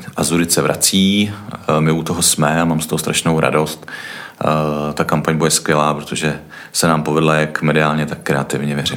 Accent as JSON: {"language": "Czech", "country": "Czechia", "said": "my jsme Češi"}